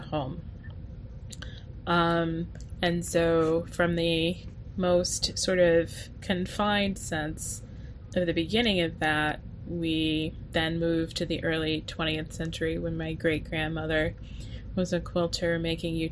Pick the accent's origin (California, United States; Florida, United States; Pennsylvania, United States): Florida, United States; Tallahassee; I grew up in Tallahassee, Florida, but my family is from the Deep South